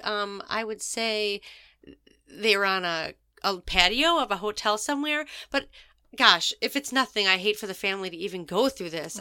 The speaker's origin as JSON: {"language": "English", "region": "Wisconsin", "country": "United States", "tie": "born or raised there", "moved": "yes", "lives_now": "Naples, Florida, United States", "said": "back in Wisconsin, like, in my hometown"}